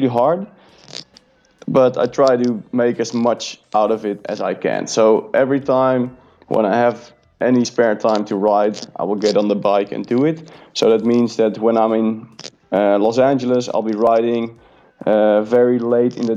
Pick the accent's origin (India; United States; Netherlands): Netherlands; born or raised there